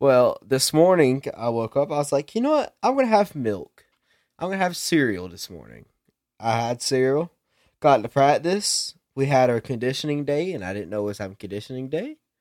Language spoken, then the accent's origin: English; South Carolina, United States; I'm from that ghetto South Ca-, Kakalaki